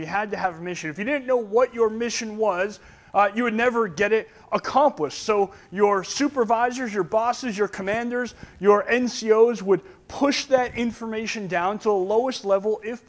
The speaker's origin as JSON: {"language": "English", "town": "Oxford", "region": "Massachusetts", "country": "United States", "said": "Where I'm from, I'm just from Oxford, Massachusetts. That's all I'm from."}